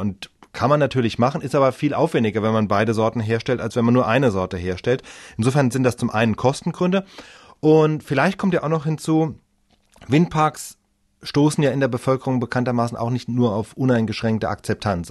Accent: Germany; Bei uns in Deutschland

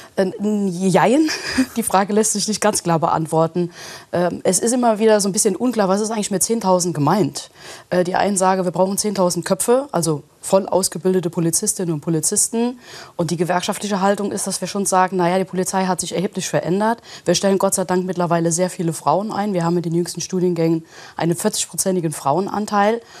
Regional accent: Kusel, Rhineland-Palatinate, Germany; ich komme aus Kusel

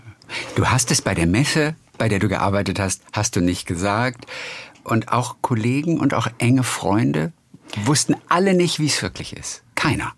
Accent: Stockelsdorf, Schleswig-Holstein, Germany; meine Heimat ist ja Stockelsdorf

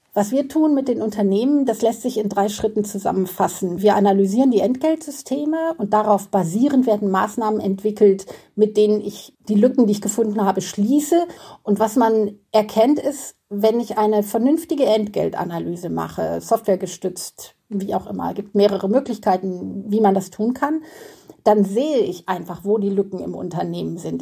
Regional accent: Germany; bei uns in Deutschland

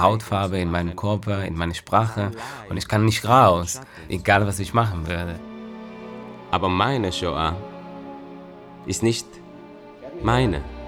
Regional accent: Tel Aviv, Tel Aviv District, Israel; German is a second language; moved away as an adult; now in Berlin, Germany; ich bin in Tel Aviv geboren. Ich habe Schauspiel studiert in Tel Aviv

